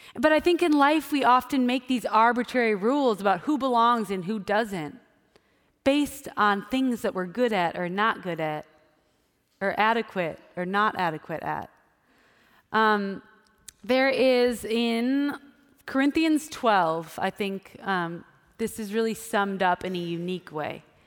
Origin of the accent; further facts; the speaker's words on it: Wisconsin, United States; I grew up in Wisconsin, so it was cold during the winter